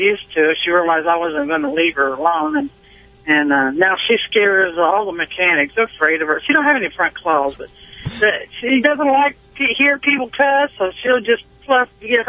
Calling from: Conway, Missouri, United States; Conway, Missouri. I'm a truck driver.

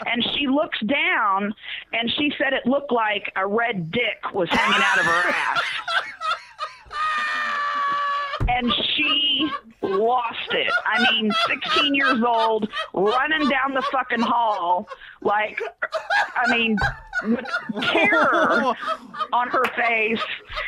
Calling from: Indianapolis, Indiana, United States; I am calling from Indianapolis.

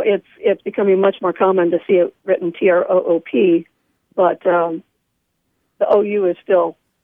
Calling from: Sharon, Pennsylvania, United States; Calling from Sharon, Pennsylvania, Penn State Shenango, where I teach theater.

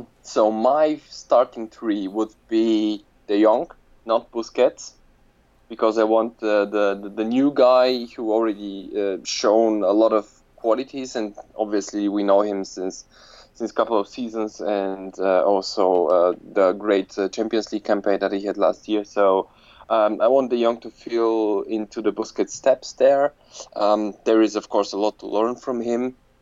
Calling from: Frankfurt, Hesse, Germany; I'm phoning in from Germany, being Frankfurt. I've been living here since a couple of years and working in the finance and law sphere of economics.

